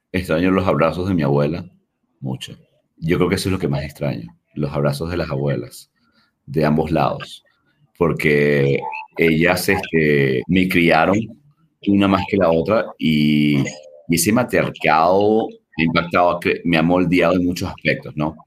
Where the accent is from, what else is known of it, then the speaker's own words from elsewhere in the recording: Caracas, Capital District, Venezuela; Yo soy de Venezuela, de, Caracas